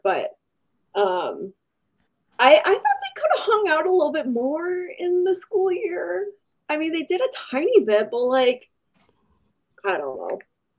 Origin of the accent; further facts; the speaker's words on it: Michigan, United States; we're from Michigan, so or Shelby and I are from Michigan